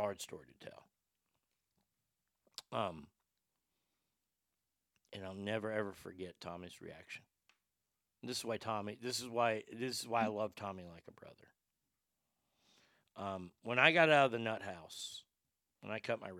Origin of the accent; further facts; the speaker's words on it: Texas, United States; moved away; growing up in Texas